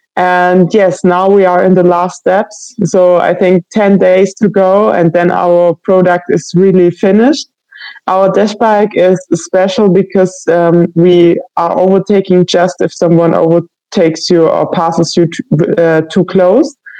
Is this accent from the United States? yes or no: no; Baden-Württemberg, Germany; moved away as an adult; now in Leipzig, Germany; I'm from Germany, uh, especially from um, Baden Württemberg